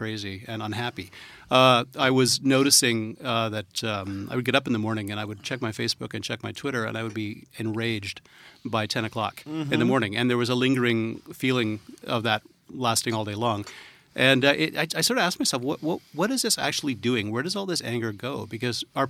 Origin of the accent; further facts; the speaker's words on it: Canada; I'm Canadian